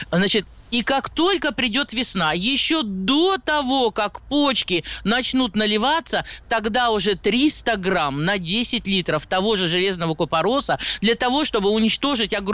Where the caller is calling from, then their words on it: Krasnoyarsk, Krasnoyarsk Krai, Russia; А, здравствуйте, я начинающий садовод из Красноярска, ну, больше огородник, так стаж у меня около 50 лет где-то.